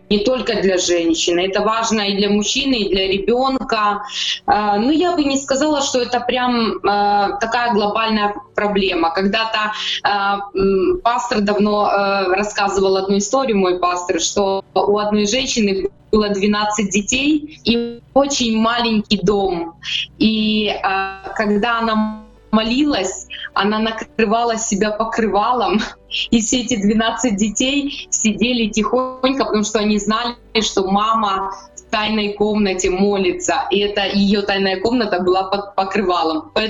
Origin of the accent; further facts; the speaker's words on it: Chernihiv, Chernihiv Oblast, Ukraine; Вообще я из Чернигова родилась и живу там уже долгое время, уже 40 лет.